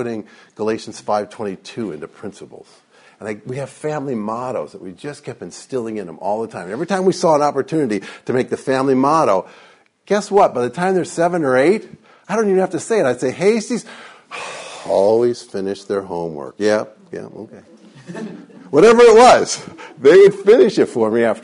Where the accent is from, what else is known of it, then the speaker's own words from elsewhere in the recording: Detroit, Michigan, United States; I grew up in Detroit